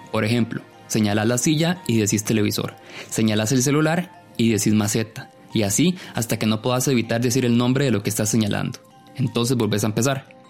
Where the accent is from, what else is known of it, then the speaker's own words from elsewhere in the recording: Ciudad Quesada, Alajuela, Costa Rica; moved away as an adult; now in San José, Costa Rica; Yo nací en Ciudad Quesada y me vine a trabajar a San José primero en el 2009